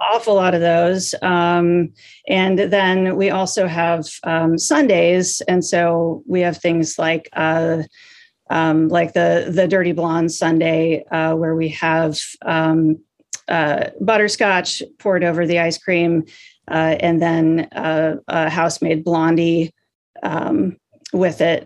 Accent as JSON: {"language": "English", "town": "Des Moines", "region": "Iowa", "country": "United States", "also_born_or_lived": "San Francisco", "moved": "as an adult", "said": "I'm from Des Moines and I went to University of Iowa in Iowa City"}